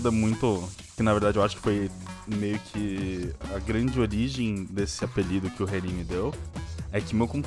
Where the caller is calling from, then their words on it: São Paulo, Brazil; É, São Paulo.